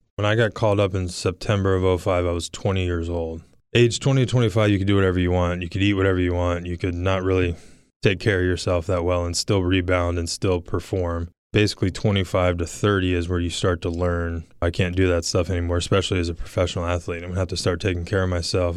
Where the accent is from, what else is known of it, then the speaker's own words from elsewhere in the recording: Virginia Beach, Virginia, United States; Growing up in Virginia Beach, going to University of Virginia, being drafted here